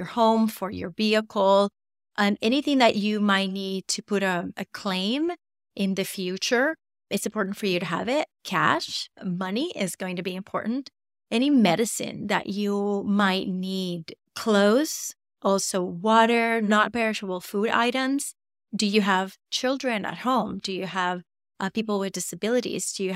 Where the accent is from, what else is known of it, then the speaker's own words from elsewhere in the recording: Puerto Rico; I'm born and raised in Puerto Rico